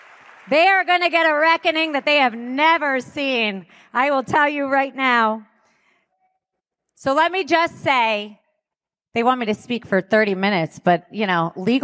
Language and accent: English; United States; And I hate to say that because I'm an American and I love this country.